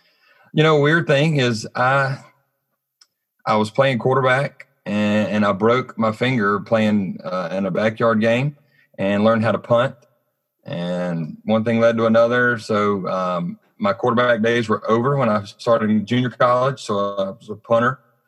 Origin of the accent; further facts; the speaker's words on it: Vicksburg, Mississippi, United States; also born or lived in Jackson-Madison area, Mississippi; I grew up in Vicksburg, Mississippi